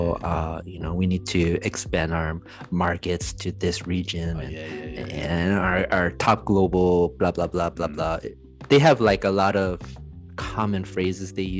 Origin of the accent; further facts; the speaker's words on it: United States; moved away as an adult; also born or lived in Korea / London; I missed 11 years of American culture